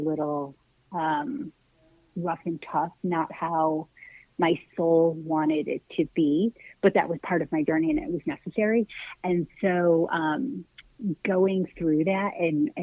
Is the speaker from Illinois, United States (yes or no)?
yes; Chicago, Illinois, United States; now in Phoenix, United States; I'm from the Chicagoland area